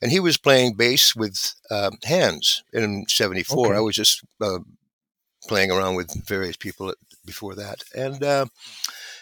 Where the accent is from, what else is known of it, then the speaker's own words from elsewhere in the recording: Edmonton, Alberta, Canada; moved away as an adult; also born or lived in Manchester, England / Vancouver; born in Manchester, England, emigrated in 1954. My father, after the war, went to Edmonton, Alberta, and was working there. So we ended up in Edmonton. And so more or less I spent about almost 20 years in Edmonton